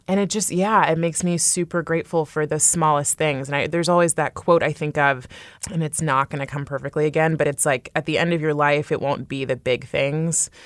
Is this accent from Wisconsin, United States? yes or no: no; California, United States; now in New York, United States; I grew up in California and I live in New York now